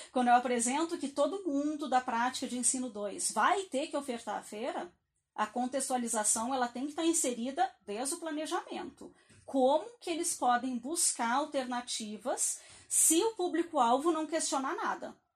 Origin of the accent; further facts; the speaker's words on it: Rio Grande do Sul, Brazil; E eu, eu sou gaúcha, então a minha educação básica, boa parte dela foi lá.